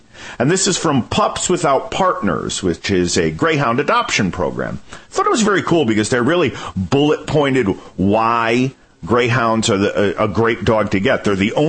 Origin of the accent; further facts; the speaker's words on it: Connecticut, United States; I'm from Connecticut